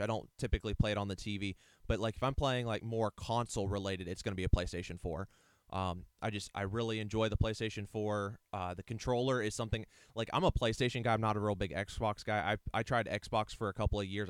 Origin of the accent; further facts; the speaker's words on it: Ohio, United States; also born or lived in Alliance, Ohio / Eaton, Ohio; we moved from Alliance, Ohio to Eaton, Ohio, um, with my dad's job change